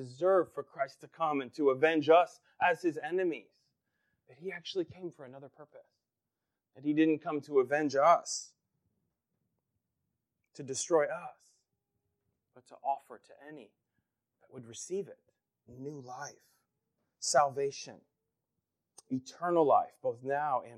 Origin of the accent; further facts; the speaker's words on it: Pennsylvania, United States; growing up in Pennsylvania